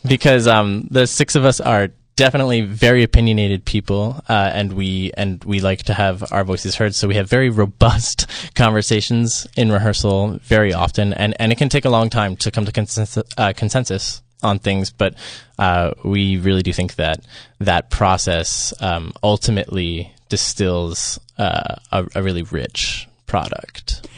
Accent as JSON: {"language": "English", "town": "Philadelphia", "region": "Pennsylvania", "country": "United States", "said": "I'm from the Philadelphia area"}